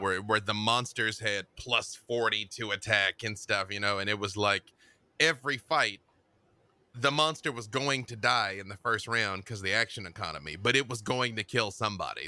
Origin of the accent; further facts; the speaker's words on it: Little Rock, Arkansas, United States; moved away as an adult; also born or lived in Atlanta, Georgia; now in Los Angeles, United States; I am from Little Rock, Arkansas